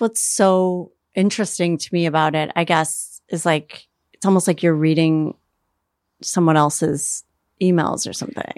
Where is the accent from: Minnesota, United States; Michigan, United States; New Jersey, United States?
Minnesota, United States; Minneapolis; moved away as an adult; also born or lived in New York; now in Los Angeles, United States; I grew up in Minneapolis.